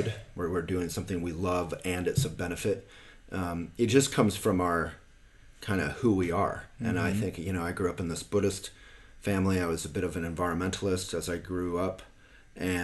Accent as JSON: {"language": "English", "town": "Boulder", "region": "Colorado", "country": "United States", "tie": "born or raised there", "said": "I grew up here in Boulder. My childhood home is like 5 minute bike, 1 minute bike ride that direction"}